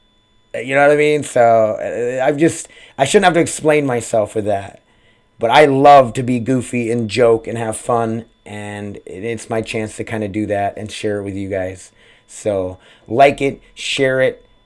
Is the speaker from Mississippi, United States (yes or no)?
no; South Dakota, United States; born and raised in South Dakota